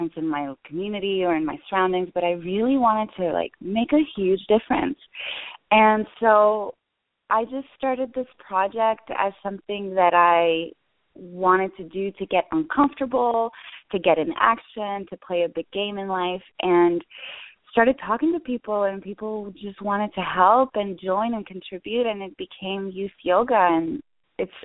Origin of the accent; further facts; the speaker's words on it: Canada; I'm Canadian.